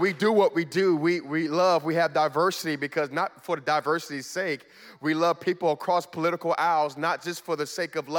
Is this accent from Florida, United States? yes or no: yes; Miami, Florida, United States; moved away as an adult; now in Richmond, United States; I'm originally from Miami, Florida, and born and raised in Miami, Florida.